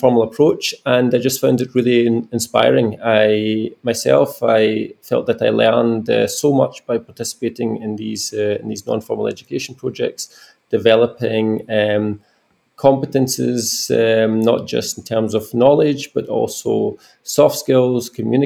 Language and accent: English; Glasgow, Scotland, United Kingdom; now in Germany; I'm originally from Glasgow in Scotland, in the United Kingdom